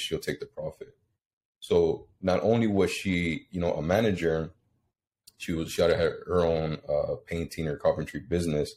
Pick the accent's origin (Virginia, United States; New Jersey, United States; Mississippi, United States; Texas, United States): Texas, United States; Houston; moved away as an adult; now in Rio Grande Valley, United States; I was born in South Texas. I think at the age of 5, mm-hmm. I moved out to Houston with my mom